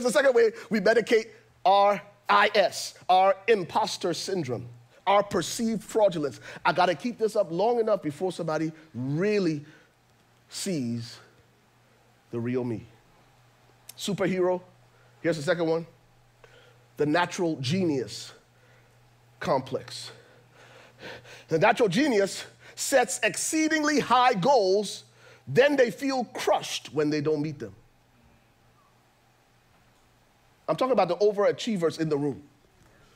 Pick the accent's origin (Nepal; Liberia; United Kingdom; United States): Liberia; I'm from Liberia